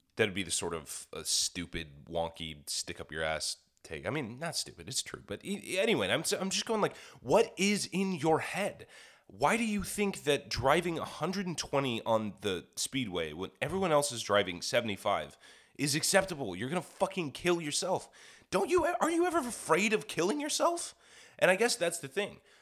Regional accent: Kansas, United States; moved away; I'm from the Midwest. I don't know any of this stuff. Fucking, I mean, I grew up in, in Kansas

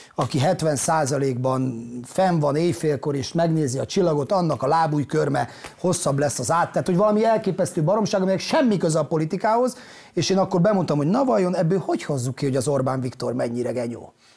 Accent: Ózd, Borsod-Abaúj-Zemplén, Hungary; moved away as an adult; ott nőttem fel, ott voltam ebbe a munkanélküliségbe

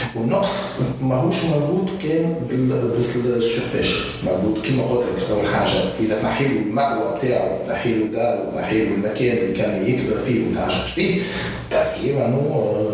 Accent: Tunisia; نحن عندنا في تونس

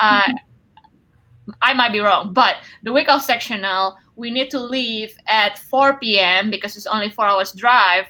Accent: Bandung, West Java, Indonesia; moved away as an adult; also born or lived in Wichita, Kansas; now in Marion, United States; I grew up in Bandung, which is 2 hours drive from Jakarta.

